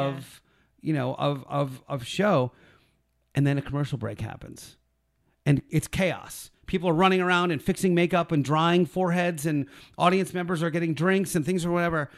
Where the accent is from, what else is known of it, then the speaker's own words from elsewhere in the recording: Philadelphia, Pennsylvania, United States; I'm from Philly. I was the one Gentile in the town I grew up